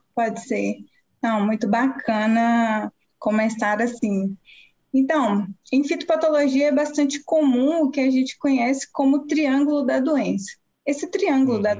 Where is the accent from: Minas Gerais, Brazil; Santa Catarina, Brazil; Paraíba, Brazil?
Minas Gerais, Brazil; Montes Claros; moved away as an adult; also born or lived in Viçosa; eu sou mineira, natural da cidade de Montes Claros, que fica no norte do estado de Minas Gerais